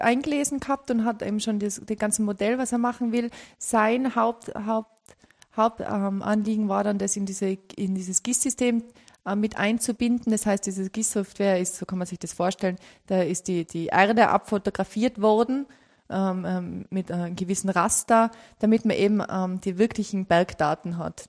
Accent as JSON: {"language": "German", "region": "Tyrol", "country": "Austria", "said": "Ich komme aus Tirol"}